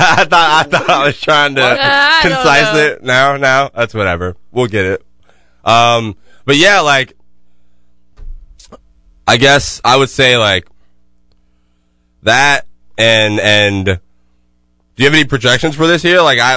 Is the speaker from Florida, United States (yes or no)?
yes; Jacksonville, Florida, United States; I'm from Jacksonville.